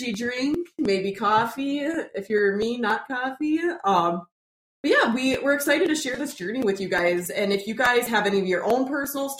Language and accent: English; South Dakota, United States; we're from South Dakota